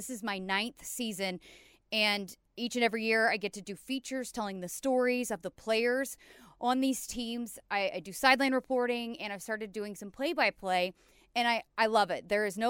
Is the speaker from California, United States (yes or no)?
no; Oklahoma, United States; And I also grew up an Oklahoma basketball fan. Like a lot of Oklahoma kids growing up in this state